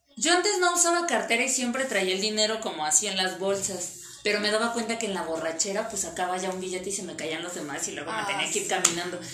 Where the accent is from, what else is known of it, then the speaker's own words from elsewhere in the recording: Iztapalapa, Mexico City, Mexico; soy de Iztapalapa